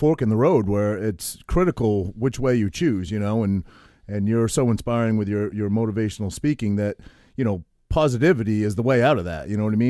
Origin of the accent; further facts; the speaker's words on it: New Jersey, United States; I'm from Jersey.